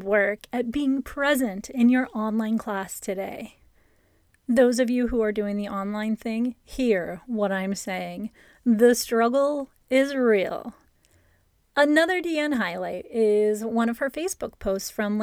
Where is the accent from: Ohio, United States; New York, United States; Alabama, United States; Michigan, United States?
Ohio, United States; now in California, United States; my childhood growing up in Ohio. I grew up with basements. And when I moved to California